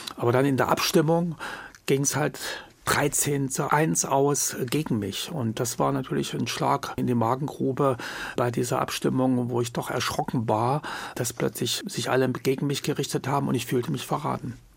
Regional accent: Jena, Thuringia, Germany; moved away as an adult; also born or lived in West Berlin; nach Hause, nach Jena und dort, wo meine Heimat ist

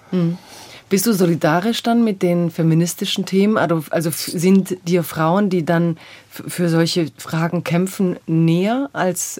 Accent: Swabia, Baden-Württemberg, Germany; ich komme ja aus, aus dem Schwäbischen

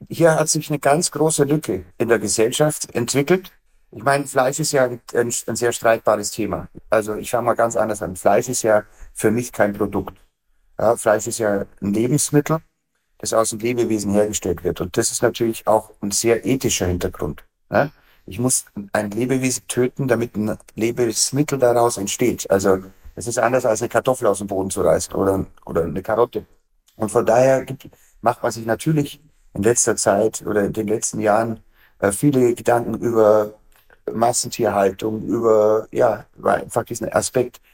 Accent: Bavarian Forest, Germany; bei uns im Bayerischen Wald

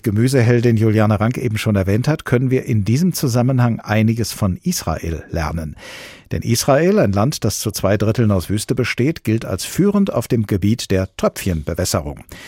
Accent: Germany; bei uns in Deutschland

